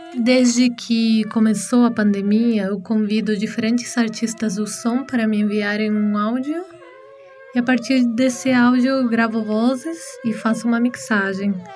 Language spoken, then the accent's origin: Portuguese; Argentina; moved away as an adult; now in São Paulo, Brazil; Nasci na Argentina e moro no Brasil